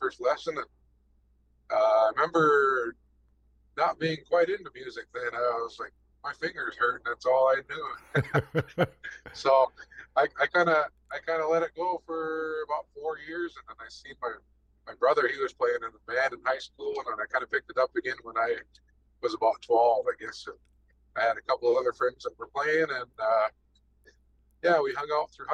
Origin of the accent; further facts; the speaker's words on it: Six Nations of the Grand River, Ontario, Canada; I'm Mohawk, Bear Clan from Six Nations, Ontario. I grew up on Six Nations at my grandparents' farm